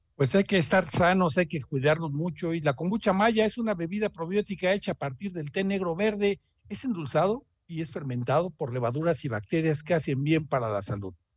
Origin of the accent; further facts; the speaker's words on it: Mexico; como mexicanos que estamos